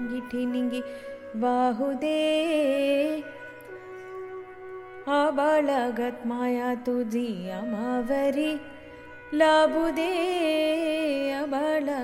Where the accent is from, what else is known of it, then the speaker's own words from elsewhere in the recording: Mumbai, Maharashtra, India; I grew up in Mumbai